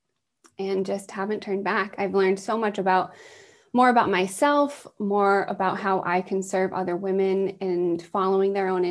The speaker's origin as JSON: {"language": "English", "region": "East Coast", "country": "United States", "tie": "born or raised there", "said": "I was raised on the East Coast"}